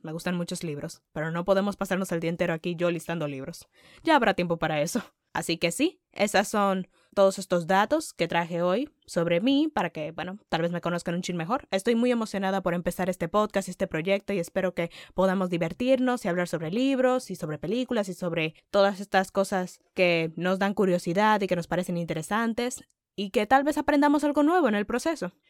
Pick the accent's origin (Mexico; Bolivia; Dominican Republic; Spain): Dominican Republic; first language Spanish; soy dominicana, nací y crecí en República Dominicana.